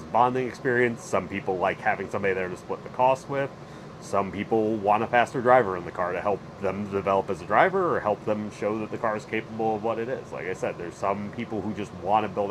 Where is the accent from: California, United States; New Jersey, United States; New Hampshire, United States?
New Jersey, United States; northern; moved away as an adult; now in Charlotte, United States; I live in Charlotte. I'm originally from New Jersey, northern New Jersey, but I've been in Charlotte since I was 18.